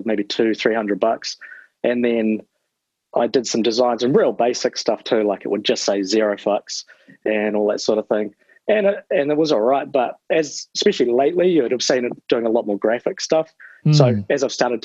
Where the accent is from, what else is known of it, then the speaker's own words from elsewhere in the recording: Christchurch, Canterbury, New Zealand; moved away as an adult; now in Timaru, New Zealand; growing up in Christchurch, so I was in the skateboard scene a lot.